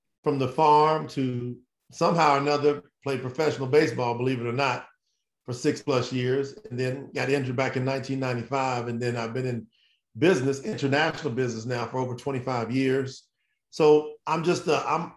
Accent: Winchester, Kentucky, United States; moved away; also born or lived in Florida; I was born in Kentucky, small town Winchester. And then my grandfather had a hog farm about 11 miles outside of town. So my initial upbringing really was very, very humble beginnings

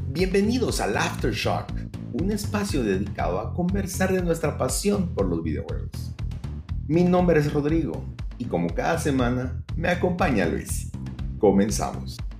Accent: Guatemala; como buen chapín

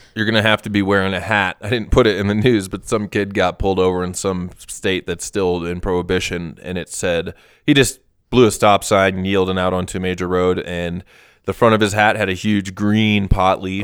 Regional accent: Wisconsin, United States; moved away; my parents took me to a speech back in Wisconsin

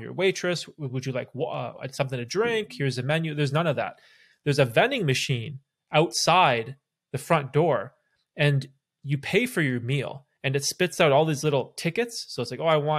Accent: Toronto area, Ontario, Canada; also born or lived in Bermuda; we sort of grew up in Canada by Toronto

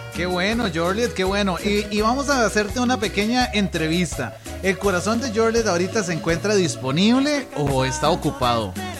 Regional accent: Cinchona, Alajuela, Costa Rica; moved away; yo soy de Cinchona. Vieras qué lindo que está el pueblo por allá.

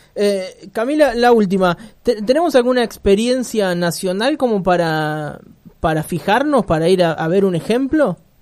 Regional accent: Argentina; los argentinos somos irrecuperables

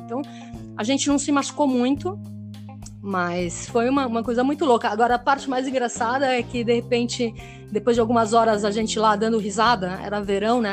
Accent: Brazil; also born or lived in Geneva, Switzerland / Málaga, Spain; eu sou brasileira também

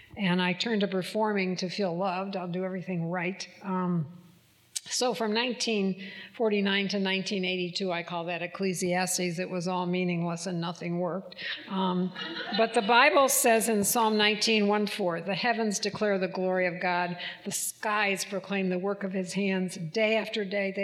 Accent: Michigan, United States; moved away as an adult; when I was 7, we moved to Michigan. So in Michigan, we were Southerners, and we stayed there till I was 22. So I spent 15 years in Michigan at all of my schooling.

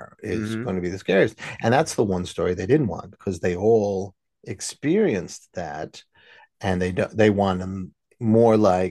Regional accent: New York City, New York, United States; I grew up in the Bronx

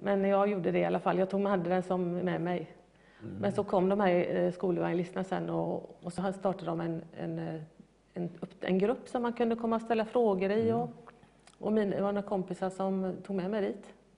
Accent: Gothenburg, Västra Götaland, Sweden; jag får nog kalla mig för urgöteborgare

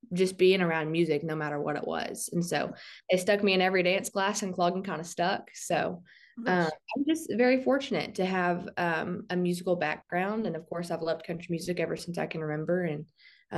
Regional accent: Southeast Oklahoma, United States; I'm from Southeast Oklahoma. I live probably about 90 miles from Dallas, and I live in the Durant area

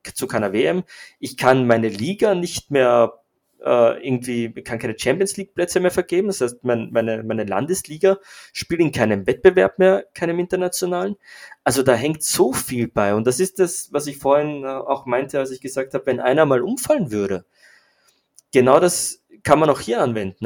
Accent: Austria; für mich als, als Österreicher

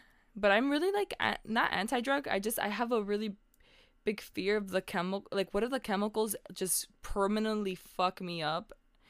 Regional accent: Miami, Florida, United States; growing up in Miami

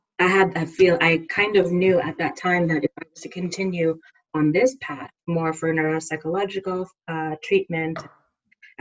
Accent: New York, United States; moved away as an adult; also born or lived in Montreal, Canada; I am originally from New York and I'm back in New York now

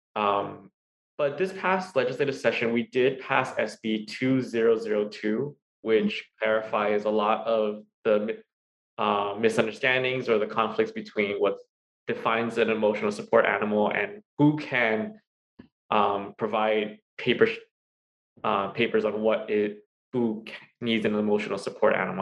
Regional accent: Hawaii, United States; also born or lived in Pennsylvania; I was born and raised here in Hawaii

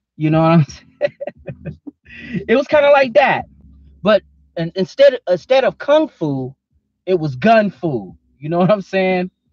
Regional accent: Oklahoma, United States; moved away; I'm from Oklahoma originally.

